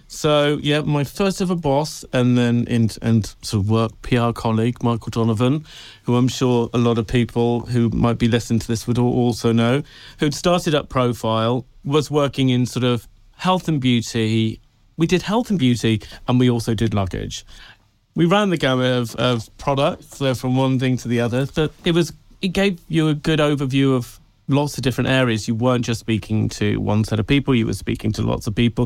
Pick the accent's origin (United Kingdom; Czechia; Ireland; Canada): United Kingdom; Tenby, Wales; moved away; I grew up in Wales, on a tiny little, a tiny little town called Tenby